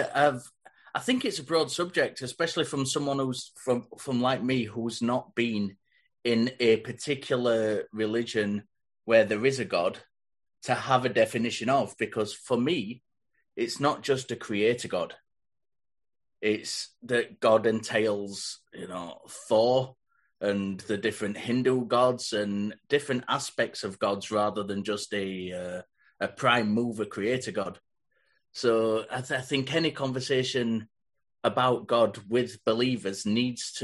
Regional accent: England, United Kingdom; I grew up in England with the Church of England as a predominant religion.

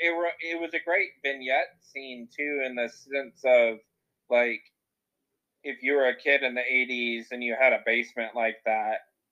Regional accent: Colorado, United States; now in Texas, United States; a lot of growing up was in Colorado

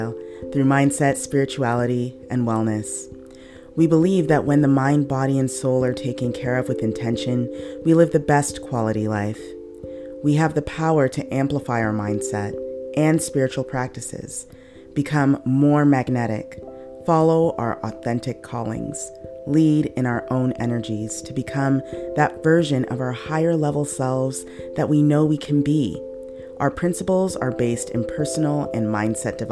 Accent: Canada; we are Canadian, but our lifestyles are very much like Americans

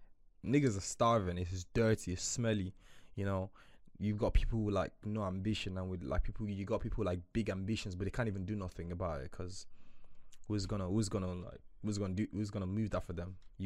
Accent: Nigeria; I grew up quite tough in Nigeria

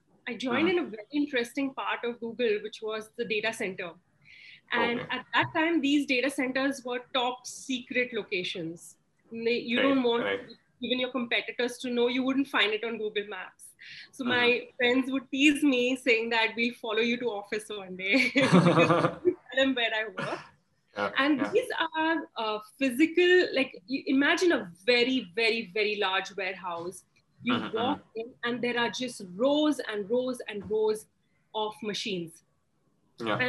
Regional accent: Pune, Maharashtra, India; I grew up in Maharashtra. So I could call myself a Maharashtrian at heart. And growing up in Pune was very interesting

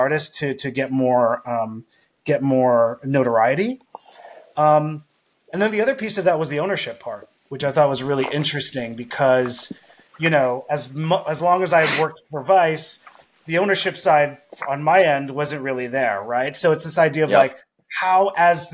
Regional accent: Montreal, Quebec, Canada; I'm from Montreal, very culture heavy city

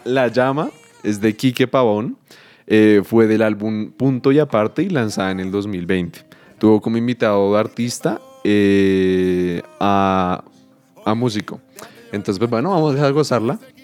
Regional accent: Colombia

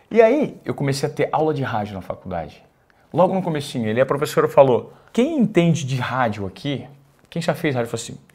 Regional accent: Presidente Venceslau, São Paulo, Brazil; Sou de Presidente Venceslau.

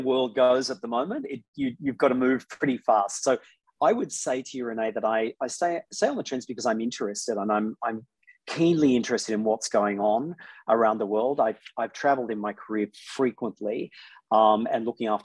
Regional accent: Sydney, New South Wales, Australia; I'm very, very happy to be back in Sydney. Sydney's my hometown

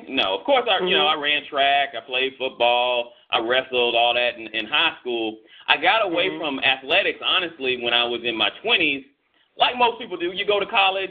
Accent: Florida, United States; now in Atlanta, United States; I'm originally from Florida

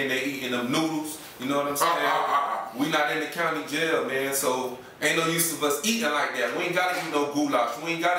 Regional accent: Hollywood, Florida, United States; I'm here from Hollywood, Florida, from Carver Ranches.

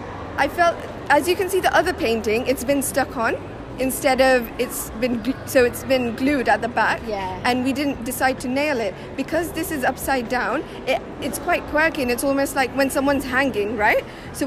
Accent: Leicester, East Midlands, United Kingdom; Yes, that's correct.

